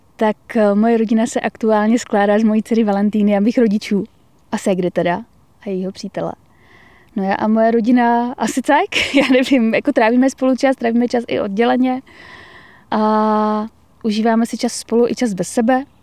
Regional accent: Karviná, Moravian-Silesian Region, Czechia; Já jsem vyrůstala v Karviné. to je vlastně na hranicích s Polskem.

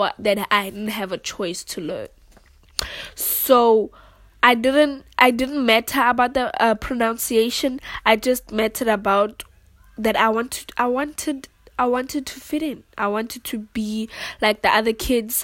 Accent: South Africa; English is a second language; in South Africa there are so many home languages because we have 11 languages in total

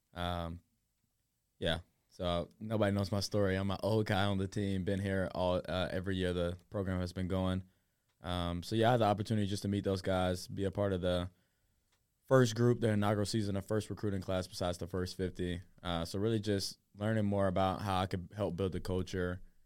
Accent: Murfreesboro, Tennessee, United States; I'm from Murfreesbro, Murfreesbro, Tennessee

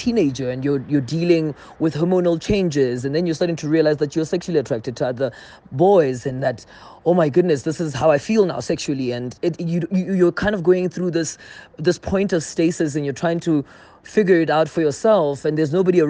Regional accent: South Africa; my experience largely growing up in South Africa

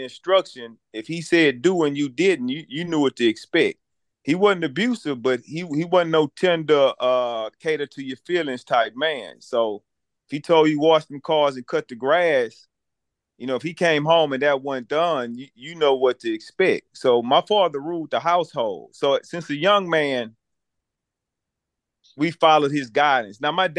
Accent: Virginia, United States; I grew up in Canterbury Village, went to Booker T. Washington. All I know is black people.

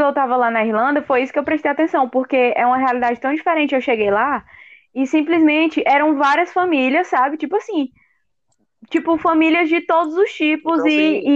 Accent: Maceió, Alagoas, Brazil; Nossa, Maceió é minha terra

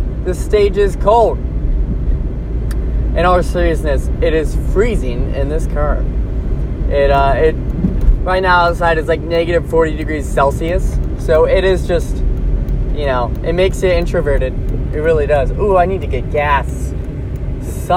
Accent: United States

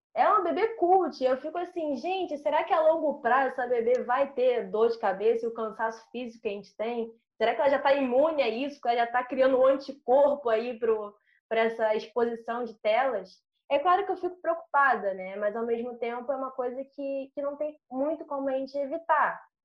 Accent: Rio de Janeiro, Brazil; Sou nascida e criada no MEI, aqui na Zona Norte do Rio

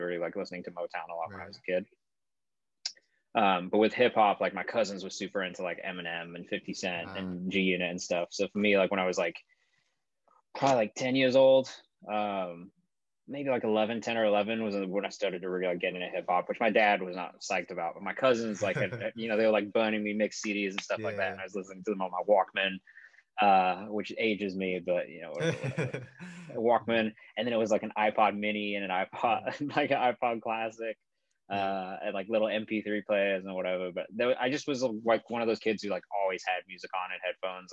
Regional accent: England, United Kingdom; I grew up in England

